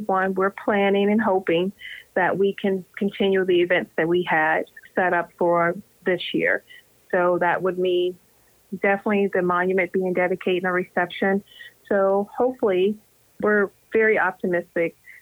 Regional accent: Charlotte, North Carolina, United States; moved away as an adult; I'm originally from Charlotte

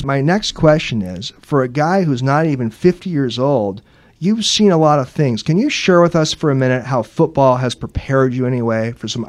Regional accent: Seattle, Washington, United States; as a Generation X sports fan growing up in the Seattle area

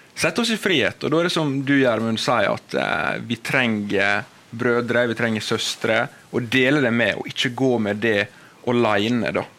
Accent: Volda, Møre og Romsdal, Norway; moved away as an adult; now in Bergen, Norway; er jeg fra Volda, på det vakre Sunnmøre. Nydelig. Og eh, jeg vokste opp

